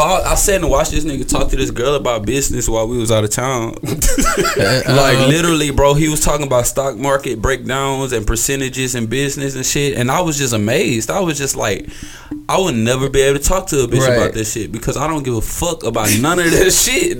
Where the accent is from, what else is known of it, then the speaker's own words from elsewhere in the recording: Houston, Texas, United States; people in Houston don't think I'm from Houston.